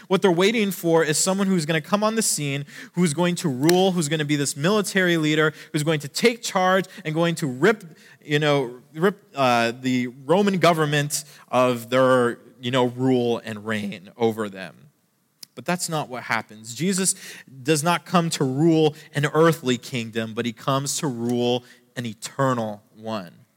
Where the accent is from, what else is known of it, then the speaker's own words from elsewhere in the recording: Canada; I'm Canadian